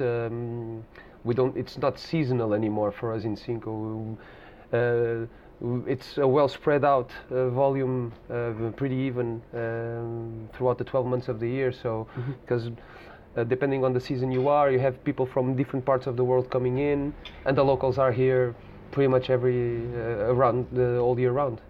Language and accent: English; Lisbon, Portugal; I'm born and bred in Lisbon